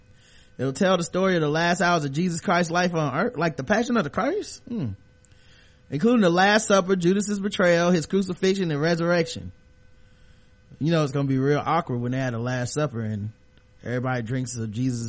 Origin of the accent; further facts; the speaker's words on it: Brooklyn, New York, United States; He's from Brooklyn. I'm from Brooklyn. He deserves a fair trial.